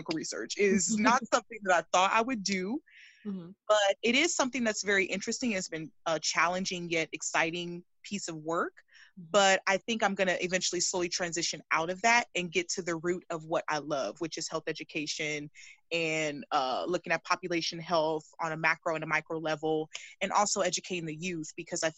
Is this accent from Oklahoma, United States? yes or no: no; California, United States; I'm from California